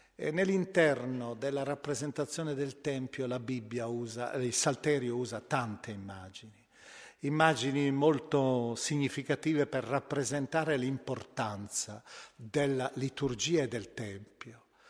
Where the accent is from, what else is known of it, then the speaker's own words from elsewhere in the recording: Milan, Lombardy, Italy; io penso alla mia città d'origine, Milano